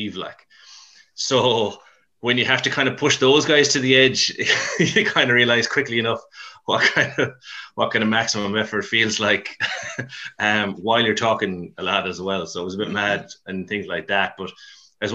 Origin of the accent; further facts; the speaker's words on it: Mayo, Connacht, Ireland; also born or lived in Dublin; now in Galway, Ireland; I'm from Mayo as well, so for my sins. Well, Mayo/Dublin, actually